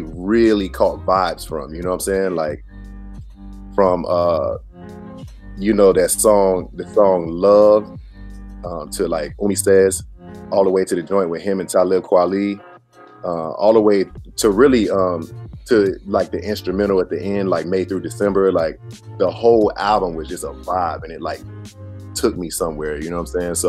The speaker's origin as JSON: {"language": "English", "town": "Raleigh", "region": "North Carolina", "country": "United States", "said": "I'm from Raleigh, North Carolina"}